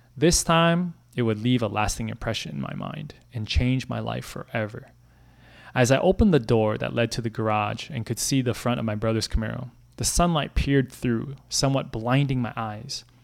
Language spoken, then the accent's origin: English; Brooklyn Center, Minnesota, United States; I grew up in Brooklyn Center, a suburb ten miles northwest of downtown Minneapolis.